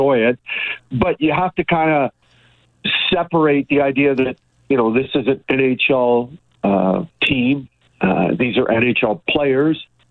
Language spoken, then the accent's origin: English; Edmonton, Alberta, Canada; we grew up in Edmonton, me on the rough north side, rough and tough